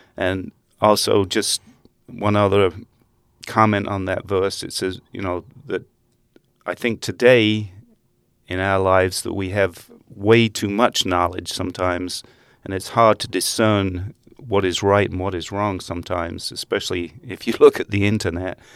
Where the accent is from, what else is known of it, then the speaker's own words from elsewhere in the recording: Essex, East of England, United Kingdom; moved away as an adult; also born or lived in Netherlands; now in Hamilton, United States; when I was six months old, we moved to England and uh, grew up in uh, Essex County near London